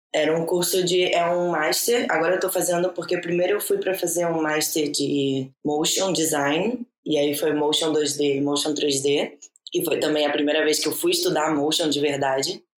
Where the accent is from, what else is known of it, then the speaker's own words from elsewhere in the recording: Brazil; moved away; a gente, como Brazuca